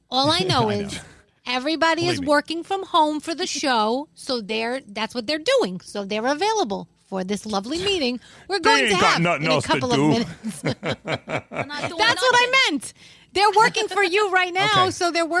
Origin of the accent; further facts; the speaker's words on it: New York City, New York, United States; accent: Bronx; the Bronx girl comes out